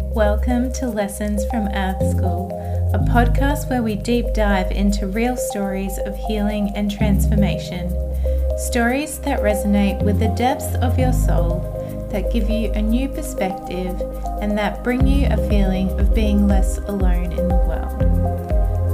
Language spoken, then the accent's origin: English; Australia; also born or lived in Hungary; I moved to Australia from Hungary, which is where I was born, when I was two years old.